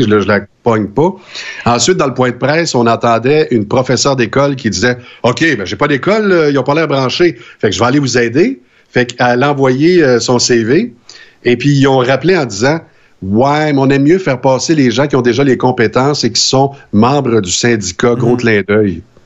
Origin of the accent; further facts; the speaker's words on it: Saint-Fortunat, Quebec, Canada; jusqu'à l'âge de sept ans chez nous à Saint-Fortuna